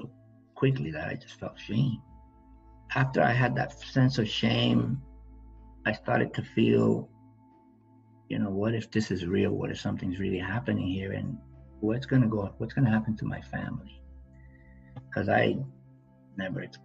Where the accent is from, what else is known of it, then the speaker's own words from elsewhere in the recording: New York City, New York, United States; I grew up in the South Bronx